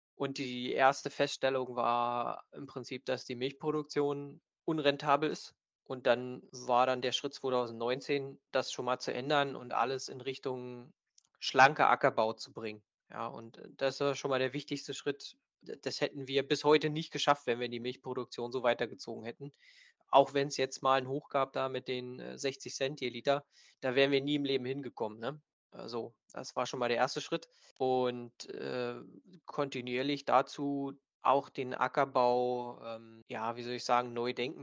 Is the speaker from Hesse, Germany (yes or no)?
no; Stendal, Saxony-Anhalt, Germany; wir sind hier aus, aus Stendal